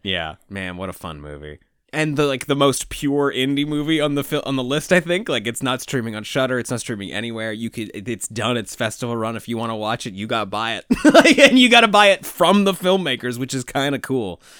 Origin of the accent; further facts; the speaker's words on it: Toronto, Ontario, Canada; that we grew up with in Toronto